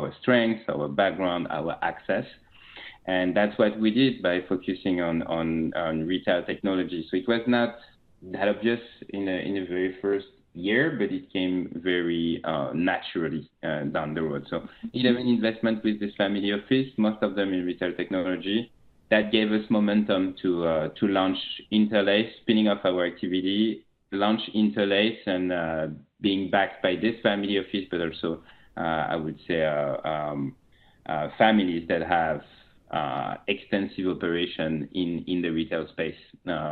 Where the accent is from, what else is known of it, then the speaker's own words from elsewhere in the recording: France; accent: French; English is a second language; moved away as an adult; also born or lived in China; now in San Francisco, United States; You will very quickly notice that I'm French with my accent. I'm French. I'm based in San Francisco.